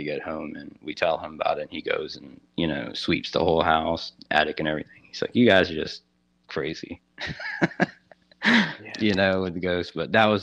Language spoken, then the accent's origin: English; Savannah, Georgia, United States; I'm actually from Savannah, Georgia, and it's considered one of the most haunted cities in America.